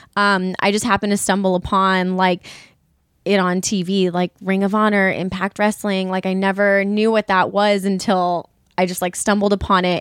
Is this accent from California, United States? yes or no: yes; California, United States; I'm from California where it's seventy degrees and it's cold